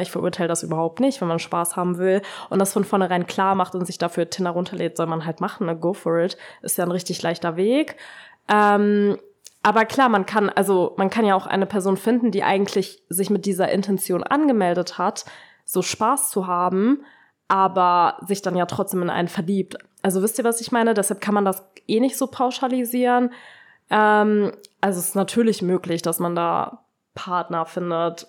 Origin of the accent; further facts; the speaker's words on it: Braunschweig, Lower Saxony, Germany; ich war nicht mal in meiner Heimatstadt, also ich war nicht in Braunschweig